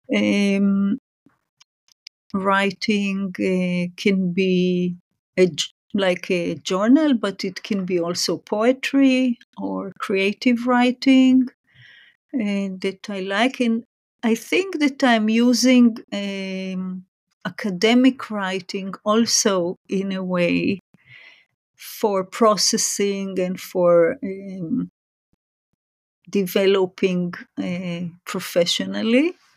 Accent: Israel; moved away as an adult; also born or lived in Japan; now in Singapore; I was born and raised in Israel

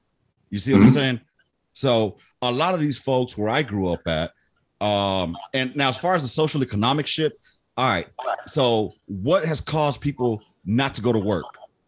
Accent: Los Angeles, California, United States; I grew up in the hood. I grew up in South Central LA.

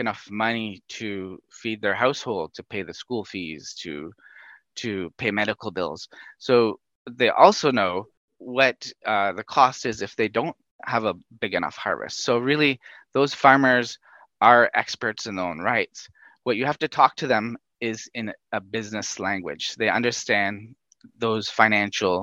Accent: Northern Canada, Canada; moved away as an adult; also born or lived in Tanzania; I'm a Canadian. I come from Northern Canada, not from a huge agricultural background, but certainly from a forestry background.

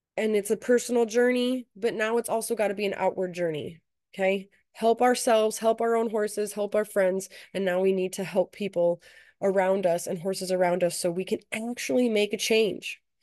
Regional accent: United States

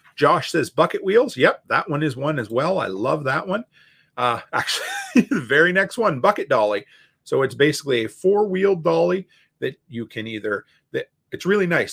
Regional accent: Canada; also born or lived in Alberta; me being a Canadian

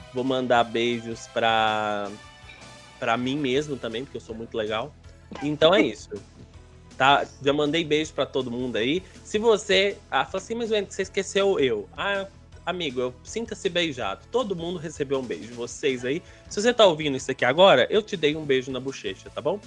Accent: Belo Horizonte, Minas Gerais, Brazil; also born or lived in Igarapé; eu sou natural de Belo Horizonte

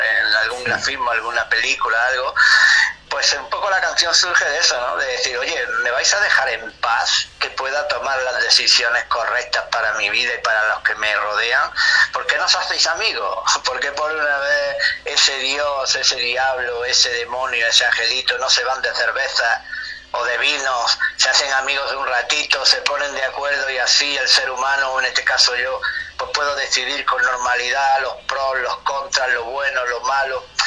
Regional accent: Granada, Andalusia, Spain; nací en Granada, como bien dices, en el sur de España

